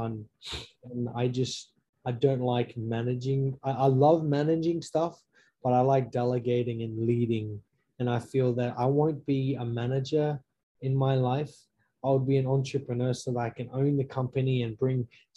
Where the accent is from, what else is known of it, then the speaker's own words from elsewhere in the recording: Australia; moved away as an adult; now in United States; I'm a native Australian, all the way from Australia.